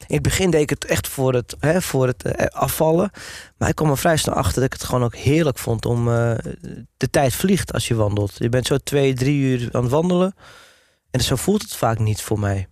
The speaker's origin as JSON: {"language": "Dutch", "town": "Hoorn", "region": "North Holland", "country": "Netherlands", "also_born_or_lived": "Amsterdam", "moved": "yes", "lives_now": "Wormerveer, Netherlands", "said": "ik kom dan van origine uit Horen"}